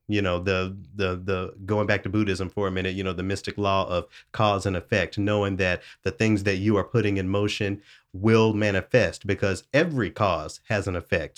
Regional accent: Memphis, Tennessee, United States; growing up in Memphis, a home of the blues

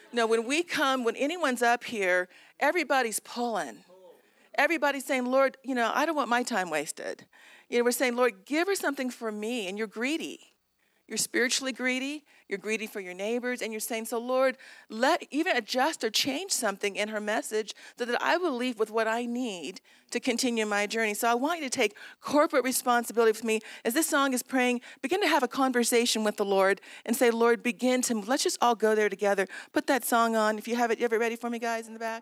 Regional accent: Southern California, United States; I was raised in Southern California.

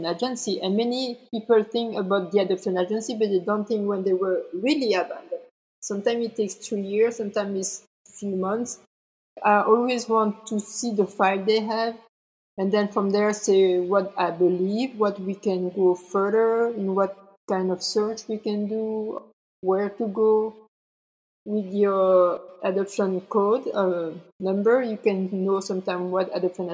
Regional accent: Belgium; also born or lived in South Korea; I'm from Belgium

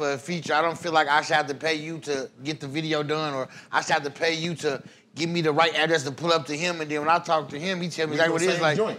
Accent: Indianapolis, Indiana, United States; me being from the city that I love, I'm from Naptown. Fuck that. I'm in Naptown.

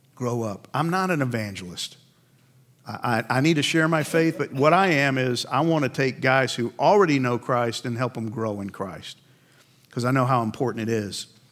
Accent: Northeast, United States; I grew up in the Northeast

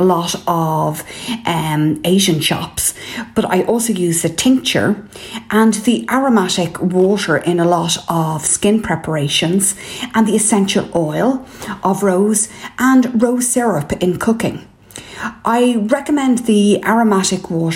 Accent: Ireland; I'm …

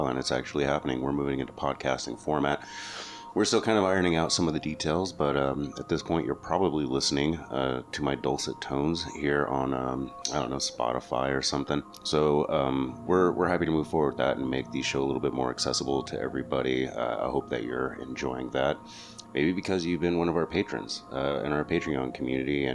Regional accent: New Mexico, United States; I grew up in New Mexico

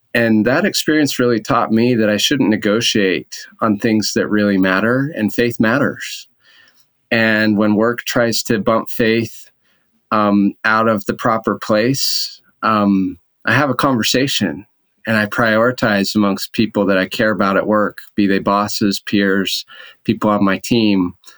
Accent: Orem, Utah, United States; moved away as an adult; also born or lived in Boston; I grew up in Orem

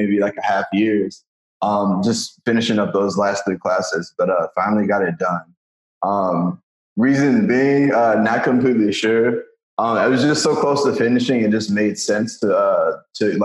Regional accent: Michigan, United States; moved away as an adult; now in New York, United States; I'm from Michigan originally

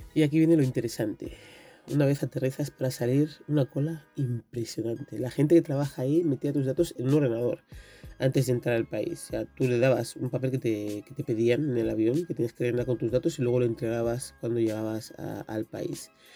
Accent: Equatorial Guinea; en mi país

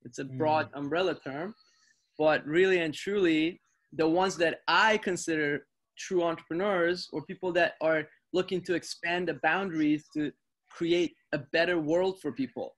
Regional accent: North York, Ontario, Canada; I grew up in Canada, in North York, and at a time where there wasn't a lot of resources available to me per se.

